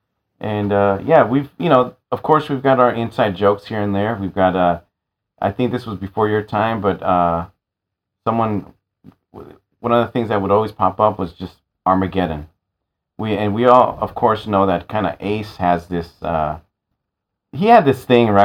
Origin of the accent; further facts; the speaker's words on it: San Francisco, California, United States; I grew up in San Francisco.